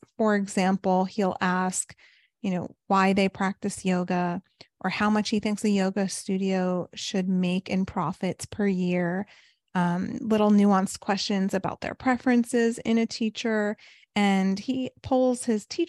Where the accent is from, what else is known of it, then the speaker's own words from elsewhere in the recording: New York, United States; also born or lived in California / South Florida; now in Chicago, United States; I'm originally from New York